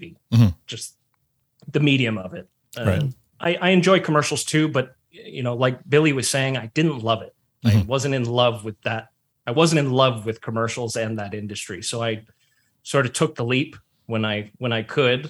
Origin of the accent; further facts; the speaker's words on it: Toronto, Ontario, Canada; born and raised. I grew up in Scarborough